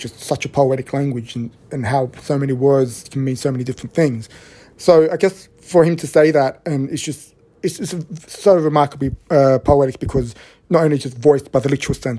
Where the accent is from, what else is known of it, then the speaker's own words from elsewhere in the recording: Australia; I grew up in a city that has this image of being a very, very LGBTQ friendly city, it's got the biggest pride event in the Southern Hemisphere